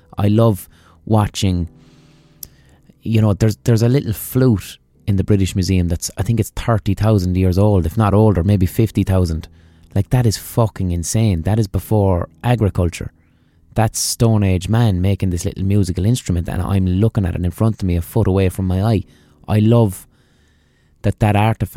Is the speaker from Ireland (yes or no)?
yes; Ireland; accent: Irish; my Irish accent